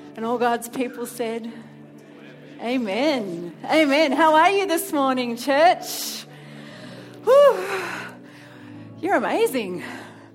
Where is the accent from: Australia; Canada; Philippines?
Australia; Melbourne, Victoria; moved away as an adult; now in Sydney, Australia; I come from Melbourne originally.